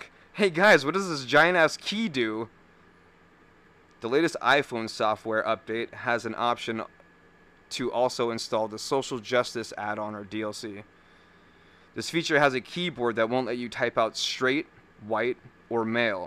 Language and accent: English; California, United States; moved away as an adult; now in Wisconsin, United States; We're from California